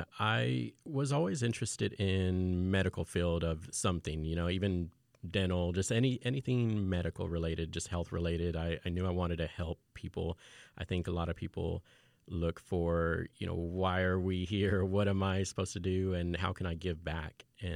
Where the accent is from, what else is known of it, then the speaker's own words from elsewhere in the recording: Fort Worth, Texas, United States; also born or lived in England / Austin; I'm originally from Fort Worth, although I'm a military brat. So I started elementary school in England. But I eventually made it back to Fort Worth, and then I've also lived down in Austin.